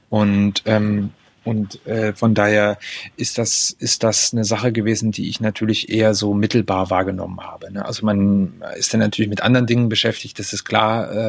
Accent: Hettstedt, Saxony-Anhalt, Germany; Also ich bin im Ostharz aufgewachsen, das sollte ich vielleicht dazu sagen. Ähm, also auf der östlichen Seite im Mansfelder Land. Das war eine Region, die sehr stark durch Bergbau, durch Industrie geprägt war

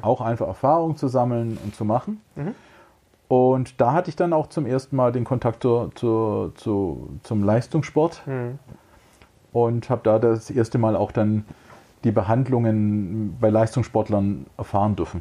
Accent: Böblingen, Baden-Württemberg, Germany; accent: Swabian; also born or lived in Sindelfingen / Tübingen / Frankfurt; now in Herrenberg, Germany; Ich bin in Böblingen geboren. Mhm. Und äh, mich hat es dann allerdings doch nach Sindelfingen gezogen, wo ich dann auch mein Abi gemacht habe am Technischen Gymnasium. Mhm. Und ja, äh, Böblingen, Sindelfingen aufgewachsen

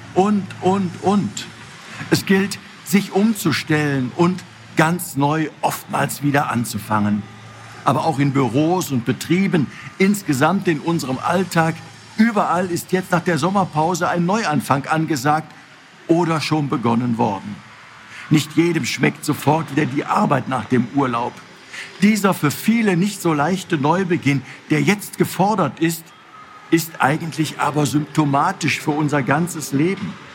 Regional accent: North Rhine-Westphalia, Germany; Hier bei uns in Nordrhein-Westfalen

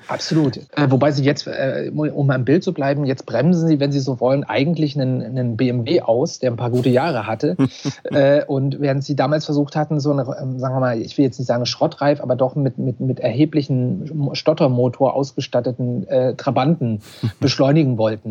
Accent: Mansfeld area, Saxony-Anhalt, Germany; moved away; ich bin in Sachsen-Anhalt aufgewachsen und zwar im Mansfelder Gebiet

